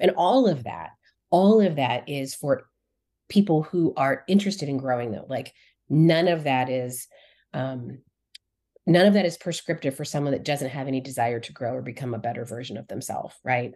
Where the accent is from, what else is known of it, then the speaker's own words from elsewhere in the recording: Colorado, United States; I grew up in Colorado